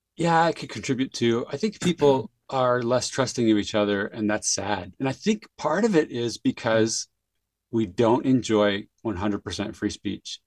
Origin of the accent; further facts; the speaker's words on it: San Jose, California, United States; now in Utah, United States; I grew up in San Jose, California